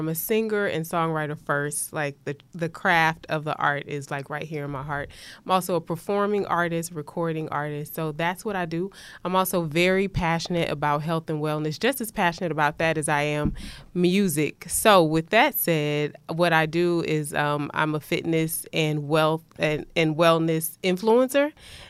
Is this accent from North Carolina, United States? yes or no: no; Houston, Texas, United States; moved away as an adult; also born or lived in New Orleans; now in Atlanta, United States; I'm from here. I'm from Houston.